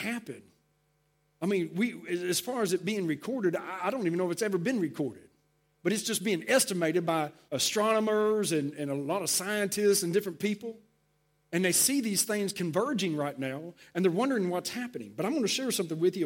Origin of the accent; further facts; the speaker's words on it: Texas, United States; I grew up in Texas